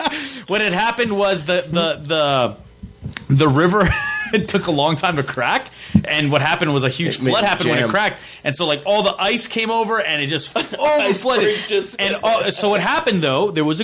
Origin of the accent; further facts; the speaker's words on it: Fort McMurray, Alberta, Canada; I grew up in Rydell Street, which you might, a lot of people in Fort McMurray